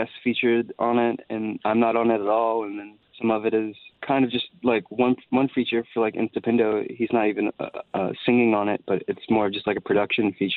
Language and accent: English; Columbia, South Carolina, United States; I am a country boy. I am from South Carolina.